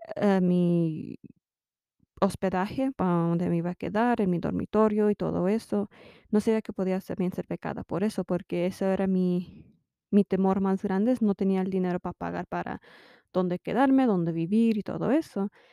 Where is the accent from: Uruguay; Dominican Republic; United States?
United States; also born or lived in Mexico (parents); soy mexicana americana y tengo, mis padres son mexicanos